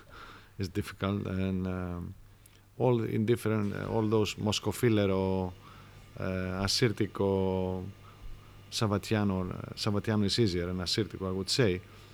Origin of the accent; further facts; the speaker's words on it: Greece